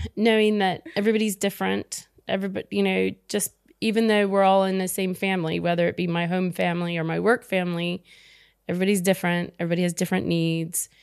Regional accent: United States; I'm American

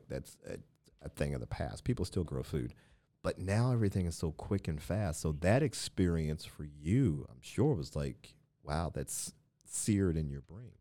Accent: Midwest, United States; moved away; I grew up in the Midwest

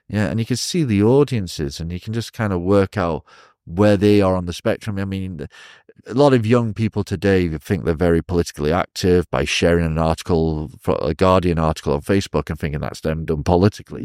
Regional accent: Chester, North West England, United Kingdom; moved away as an adult; now in China; I was born in Chester, England

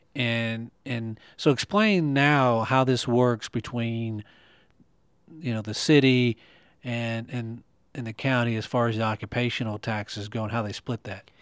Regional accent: Owensboro, Kentucky, United States; I grew up on McFarland Avenue

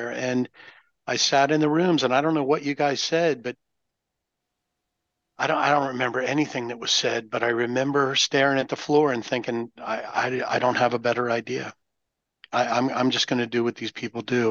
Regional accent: Nova Scotia, Canada; I'm from Mayberry, which has been established. It's Mayberry. The area is Nova Scotia. We're way up in the Great White North.

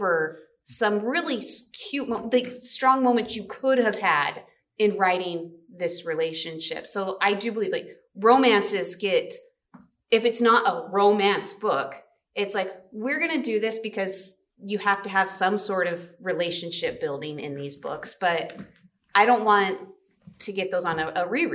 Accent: United States; our American culture

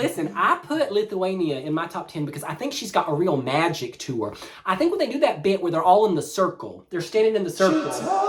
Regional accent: the South, United States; I'm from the South.

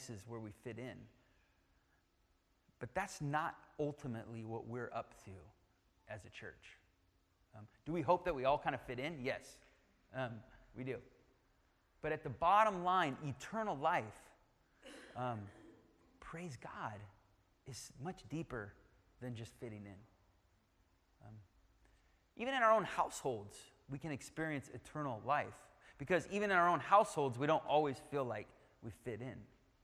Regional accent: United Kingdom; I'm British

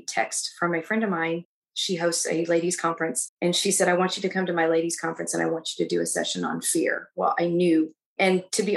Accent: Texas, United States; now in Illinois, United States; I'm actually originally from Texas

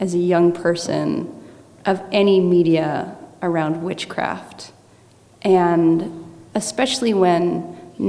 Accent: Northern California, United States; I grew up in Northern California

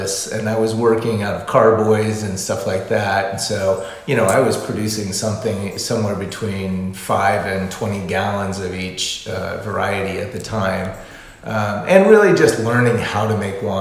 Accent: Omaha, Nebraska, United States; moved away as an adult; also born or lived in Lincoln, Nebraska; now in California, United States; I grew up in Omaha, Nebraska, and I went to college in Lincoln, Nebraska. And then I relocated to California after college

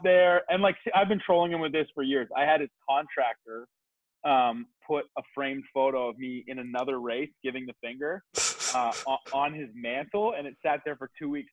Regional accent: Kitchener, Ontario, Canada; moved away as an adult; also born or lived in New Zealand; now in Toronto, Canada; I grew up in Kitchener, Ontario

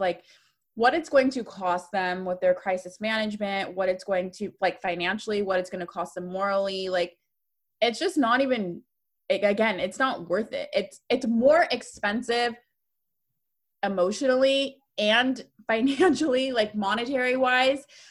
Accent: Northern California, United States; I'm from Northern California

